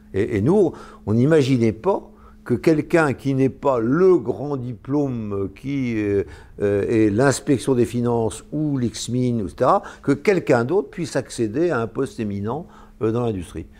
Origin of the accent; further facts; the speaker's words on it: Brittany, France; en tant que breton, industriel